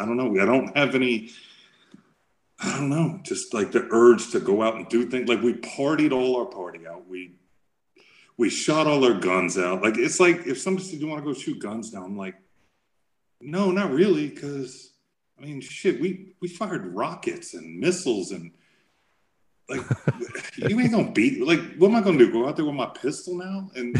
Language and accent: English; New York, United States; I'm from New York.